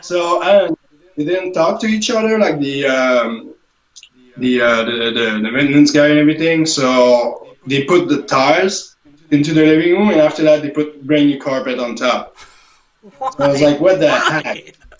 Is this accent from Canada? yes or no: yes; Canada; as a Canadian